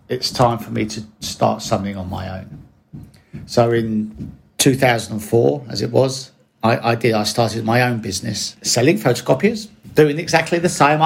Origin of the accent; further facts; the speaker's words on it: Bromley, London, United Kingdom; I grew up in South London in Bromley